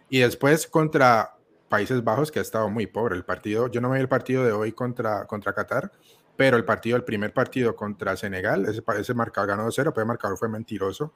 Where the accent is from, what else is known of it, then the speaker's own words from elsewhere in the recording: Colombia; yo siendo colombiano